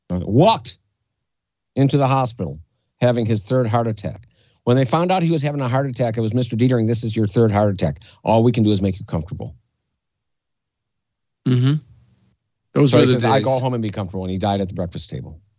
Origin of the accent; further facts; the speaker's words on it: Canada; I grew up in Canada, and I and I, what I learned in the school I went to was a private school.